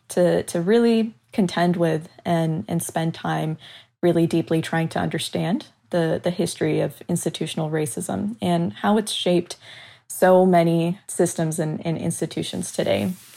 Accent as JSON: {"language": "English", "region": "Southern California", "country": "United States", "tie": "born or raised there", "also_born_or_lived": "Chicago", "moved": "as an adult", "said": "I moved from my hometown in Southern California to attend school in the city of Chicago"}